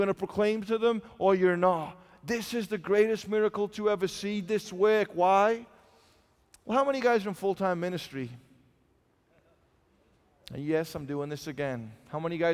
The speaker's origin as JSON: {"language": "English", "region": "England", "country": "United Kingdom", "said": "I'm from England"}